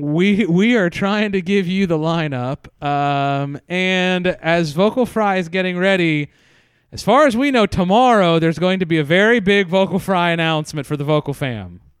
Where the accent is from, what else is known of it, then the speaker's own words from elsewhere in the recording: Pennsylvania, United States; I grew up in Pennsylvania